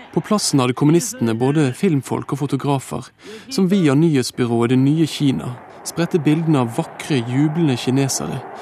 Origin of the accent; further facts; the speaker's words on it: Bergen, Vestland, Norway; barndommen min på Vestre Vadmyra utenfor Bergen på 70-tallet.